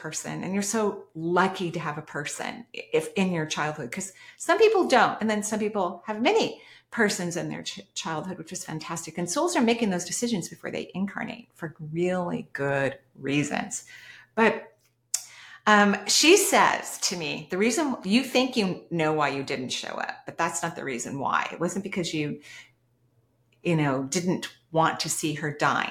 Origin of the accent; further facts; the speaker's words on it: West Coast, United States; I'm from the West Coast